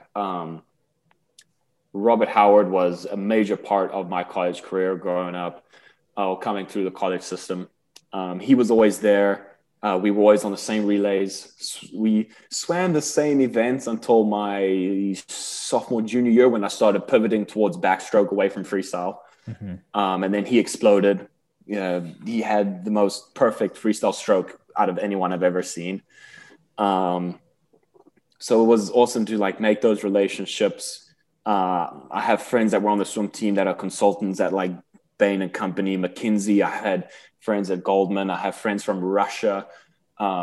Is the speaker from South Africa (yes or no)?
yes; South Africa; moved away; we're both South African boys